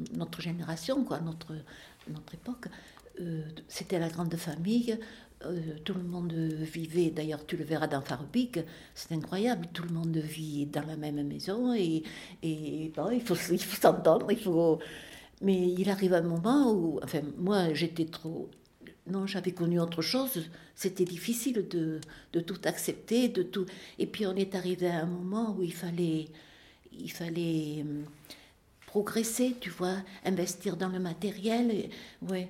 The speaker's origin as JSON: {"language": "French", "town": "Marcillac-Vallon", "region": "Occitania", "country": "France", "tie": "born or raised there", "also_born_or_lived": "Lugagnac / Ligonin (Aveyron)", "moved": "as an adult", "said": "Je suis née à Marciac, euh, d'une famille de cinq enfants"}